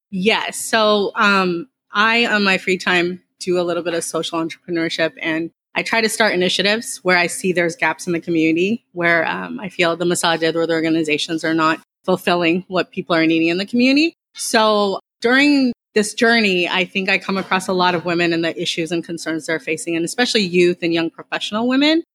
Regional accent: Dallas, Texas, United States; I grew up in the Dallas area

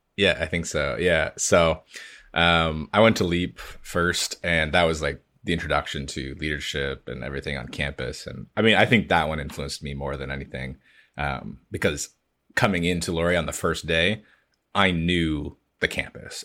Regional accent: London, Ontario, Canada; I grew up in London, Ontario

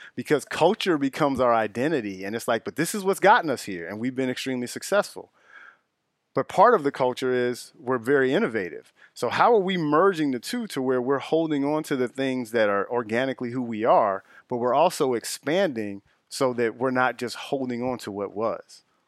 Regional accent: Chicago, Illinois, United States; also born or lived in Justice, Illinois; I'm originally from the Auburn-Gresham area of the south side of Chicago, off of eighty-seventh Street

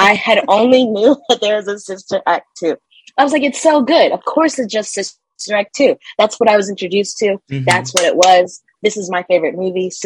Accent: Delaware, United States; moved away as an adult; I grew up in Delaware

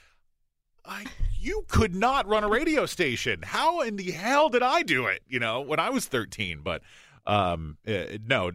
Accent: Yakima, Washington, United States; also born or lived in Portland, Oregon / Albuquerque, New Mexico / Salt Lake City, Utah / El Paso, Texas; now in Seattle, United States; I grew up 150 miles from Seattle in the central Washington

